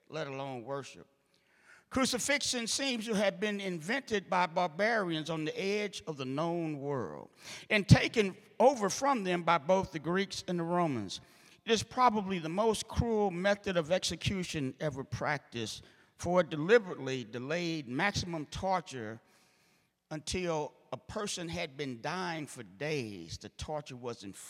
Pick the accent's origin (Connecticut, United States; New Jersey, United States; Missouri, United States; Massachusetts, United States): Missouri, United States; St. Louis; I'm from St. Louis